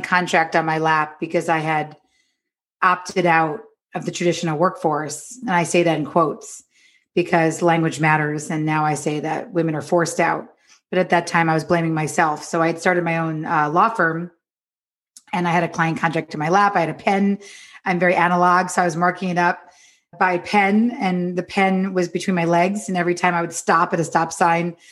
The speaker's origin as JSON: {"language": "English", "region": "New York", "country": "United States", "moved": "as an adult", "lives_now": "Los Angeles, United States", "said": "I'm from New York, but I live in Los Angeles now"}